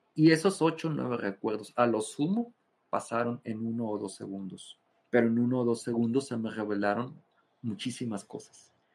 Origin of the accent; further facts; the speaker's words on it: Mexico; soy mexicano